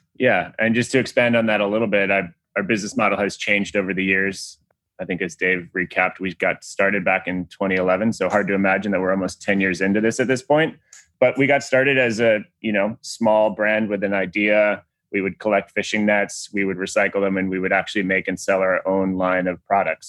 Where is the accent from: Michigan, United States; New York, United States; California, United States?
New York, United States; Long Island; I grew up in Long Island, New York